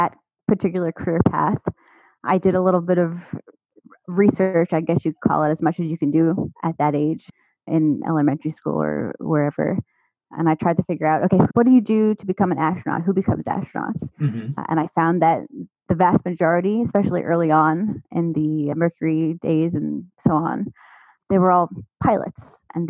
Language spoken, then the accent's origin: English; Long Island, New York, United States; moved away; I am originally from Long Island, New York, a little town about 30 minutes drive east of New York City. So that's where I grew up